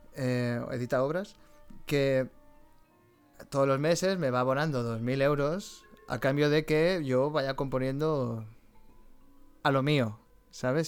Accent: Valencia, Valencian Community, Spain; Yo que soy de Valencia

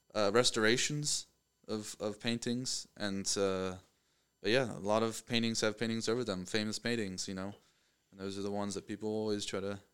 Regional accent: Pennsylvania, United States; moved away as an adult; now in Knoxville, United States; I'm from Pennsylvania

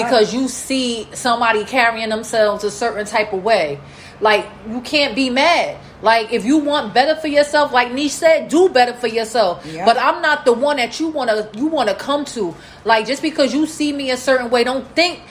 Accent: Newark, New Jersey, United States; I come from Newark

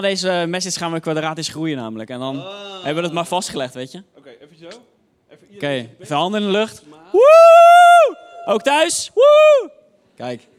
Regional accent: Hoofddorp, North Holland, Netherlands; ik kwam uit Hoofddorp

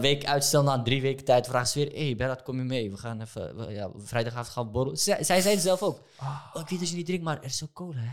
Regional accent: Amsterdam, North Holland, Netherlands; ik ben opgegroeid in Amsterdam-West.

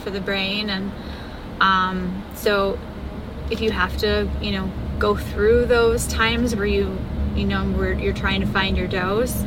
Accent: Chicago, Illinois, United States; I'm from Chicago.

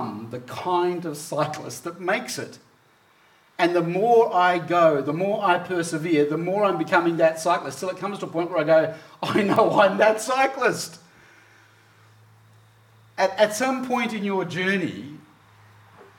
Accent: Hobart, Tasmania, Australia; moved away; growing up in Tasmania, most of you know that's where I grew up, that's where I was born, grew up there in Hobart

